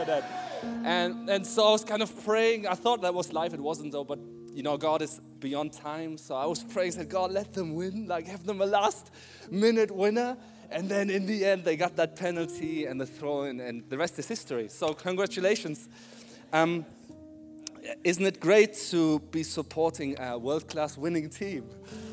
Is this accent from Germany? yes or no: yes; Germany; now in Christchurch, New Zealand; I'm from Germany.